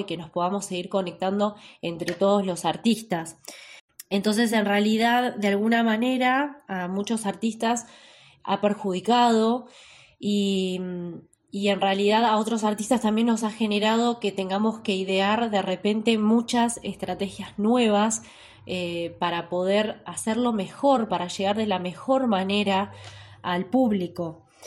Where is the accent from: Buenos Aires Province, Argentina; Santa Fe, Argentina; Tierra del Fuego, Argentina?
Tierra del Fuego, Argentina; Ushuaia; moved away as an adult; now in La Plata, Argentina; nacida en la ciudad de Ushuaia, Hace 14 años me vine a la ciudad de La Plata a realizar mis estudios